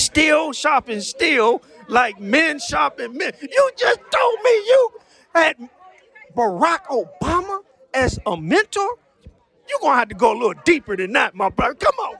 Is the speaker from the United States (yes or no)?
yes; Washington, District of Columbia, United States; moved away as an adult; also born or lived in Prince George's County, Maryland; now in California, United States; I'm from D.C., born and raised. Went to Oxon Hill High School.